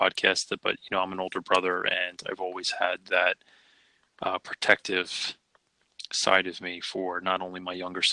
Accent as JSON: {"language": "English", "town": "Philadelphia", "region": "Pennsylvania", "country": "United States", "tie": "born or raised there", "said": "I was born and raised in Philly"}